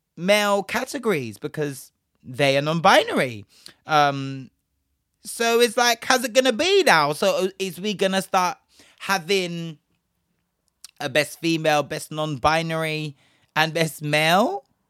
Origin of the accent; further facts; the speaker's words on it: Bristol, South West England, United Kingdom; my hometown is Bristol. For those of you that don't know, I am originally from Bristol